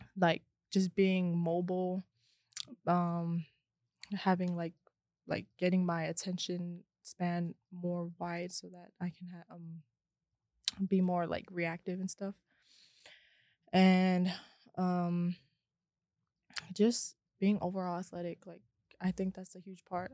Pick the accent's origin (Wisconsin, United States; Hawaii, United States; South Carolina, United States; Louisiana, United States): Hawaii, United States; now in Las Vegas, United States; I'm from Hawaii, Ever Beach